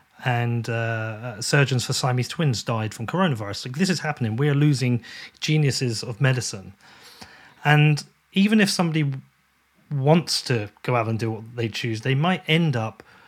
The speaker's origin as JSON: {"language": "English", "country": "United Kingdom", "said": "a British person"}